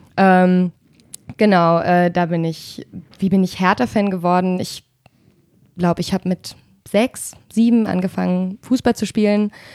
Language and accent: German; Berlin, Germany; also born or lived in Falkensee, Brandenburg; now in Hesse, Germany; ich komme aus Spandau